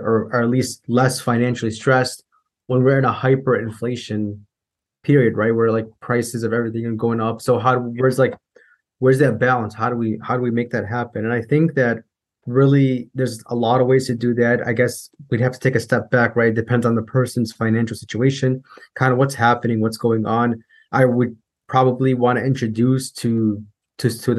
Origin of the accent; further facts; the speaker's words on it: Chicago, Illinois, United States; I grew up in Chicago, Illinois